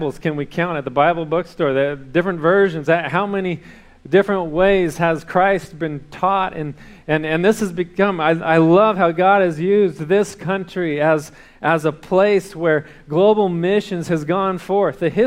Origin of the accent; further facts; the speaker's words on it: California, United States; now in Texas, United States; I grew up in California